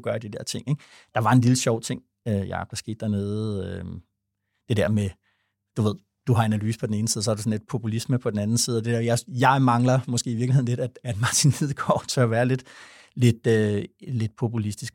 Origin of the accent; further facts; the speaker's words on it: Vordingborg, Zealand, Denmark; jeg er fra Vordingborg